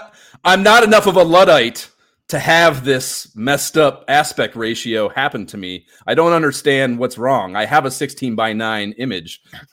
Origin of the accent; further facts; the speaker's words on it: Pensacola, Florida, United States; born there; I was born in Pensacola, Florida. I hate Miami.